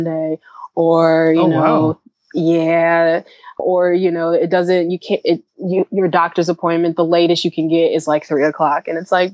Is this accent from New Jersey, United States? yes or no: no; Chicago, Illinois, United States; moved away as an adult; now in Zurich, Switzerland; I'm from Chicago